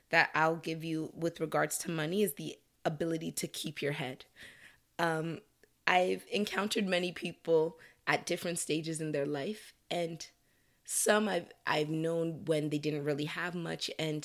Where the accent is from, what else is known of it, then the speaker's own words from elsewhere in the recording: Nigeria; now in Canada; culturally, as a Nigerian, Canadian, there are pressures that come with age.